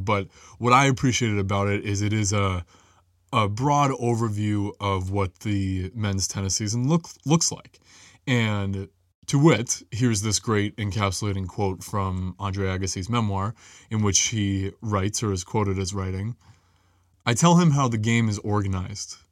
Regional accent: New England, United States; growing up in New England

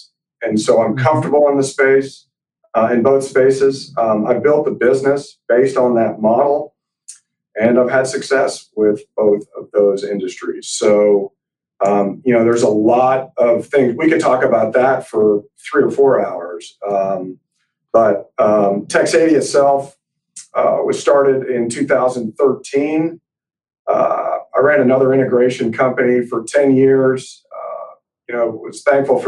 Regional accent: Montreal, Quebec, Canada; now in Texas, United States; I was born in Montreal, Canada

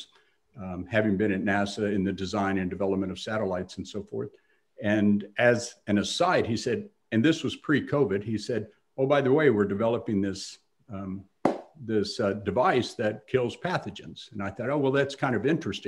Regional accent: Texas, United States; I grew up in Texas

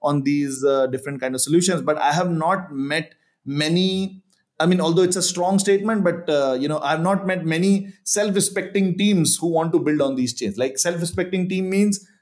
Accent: India; like I'm from India

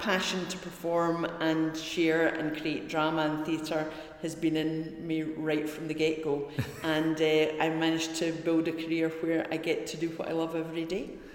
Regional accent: Glasgow, Scotland, United Kingdom; also born or lived in Helensburgh / Dunblane; I'm a, a Scottish woman that grew up in Helensburgh, then Dunblane and Glasgow, and identify very much myself as a Glaswegian

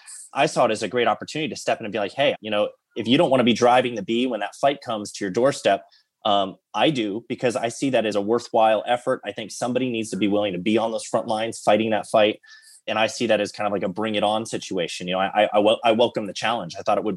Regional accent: Washington, District of Columbia, United States; born there; So I am a pastor's kid. I was born in Washington, D.C., but I've lived all over the country.

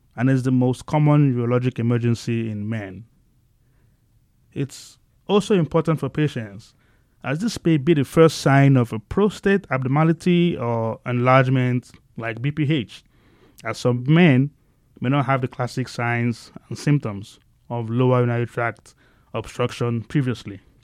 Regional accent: Nigeria; moved away as an adult; now in Bakersfield, United States; I grew up in a humble family back in Nigeria

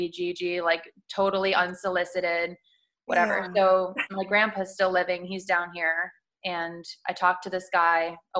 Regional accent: Chicago, Illinois, United States; moved away as an adult; now in Sarasota, United States; I'm from Chicago.

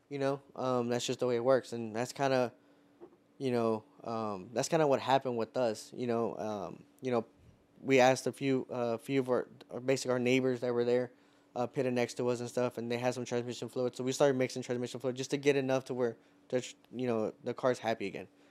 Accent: Houston, Texas, United States; being from Houston

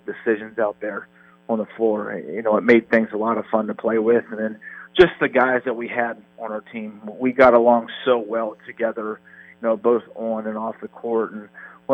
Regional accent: Marietta, Ohio, United States; From Marietta, Ohio.

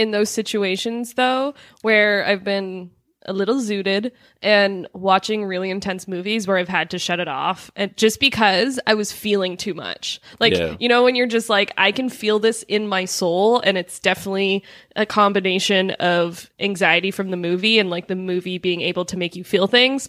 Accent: Canada; No, you know what? We're all Canadian here.

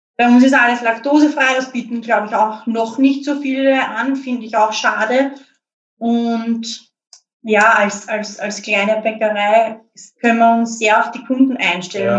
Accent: Lower Austria, Austria; ich bin auch aus Niederösterreich, aber halt näher an der Stadt

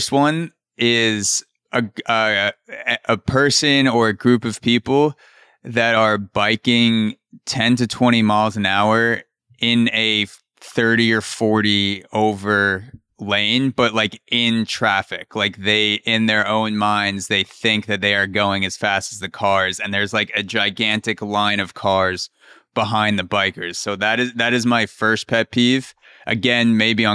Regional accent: New York City, New York, United States; as a New Yorker

